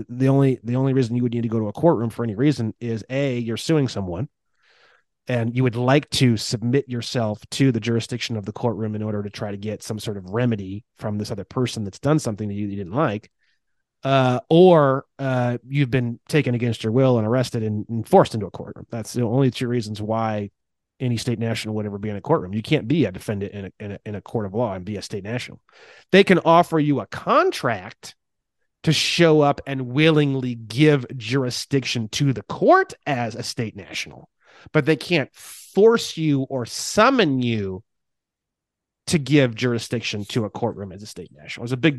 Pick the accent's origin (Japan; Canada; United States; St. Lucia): United States; California; So the bottom line is, as a Californian, I regain all of my constitutional rights